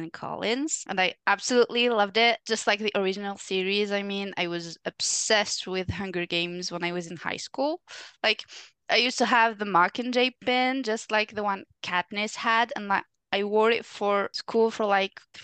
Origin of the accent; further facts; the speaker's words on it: Algeria; now in France; I'm originally from Algeria, but I currently live in France.